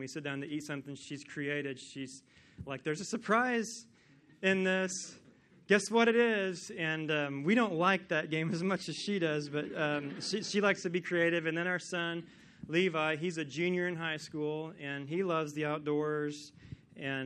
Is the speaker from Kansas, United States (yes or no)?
yes; Kansas, United States; I am from Kansas, and I have grown up watching USC sports on TV my whole life